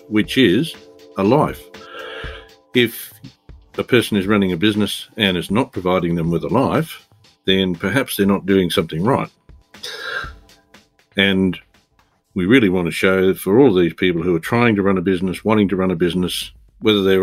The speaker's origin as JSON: {"language": "English", "town": "Bendigo", "region": "Victoria", "country": "Australia", "said": "I am from Bendigo in Victoria, in Australia."}